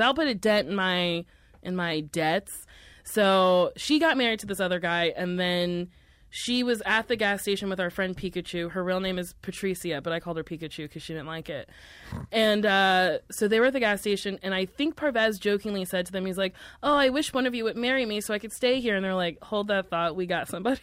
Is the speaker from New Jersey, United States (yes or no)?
yes; Middletown, New Jersey, United States; moved away; also born or lived in New York; Middletown, New Jersey.